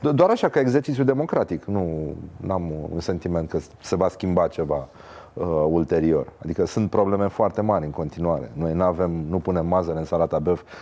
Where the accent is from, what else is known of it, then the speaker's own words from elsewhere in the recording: Brăila, Brăila County, Romania; Uite știu ce față am și sunt și din Brăila.